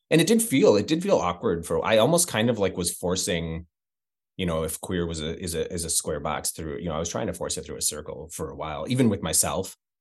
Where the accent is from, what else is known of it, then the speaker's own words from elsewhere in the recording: Midwest, United States; moved away; also born or lived in Chicago; I come from the Midwest and a rural Midwest